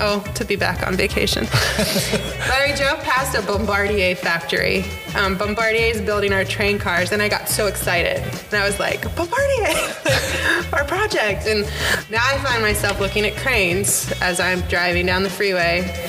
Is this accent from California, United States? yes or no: yes; Yorba Linda, California, United States; I grew up in Orange County, Yorba Linda.